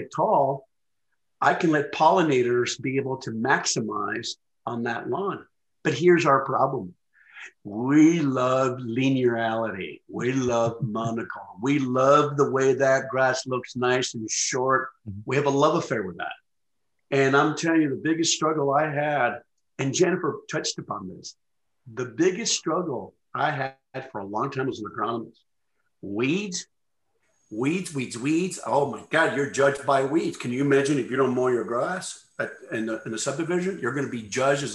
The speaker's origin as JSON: {"language": "English", "region": "New Mexico", "country": "United States", "tie": "born or raised there", "moved": "yes", "lives_now": "Missouri, United States", "said": "My home state of New Mexico"}